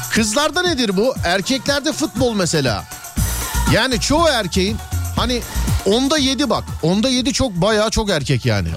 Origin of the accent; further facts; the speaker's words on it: Istanbul, Turkey; Ben Şişliliyim. Ben Şişliliyim.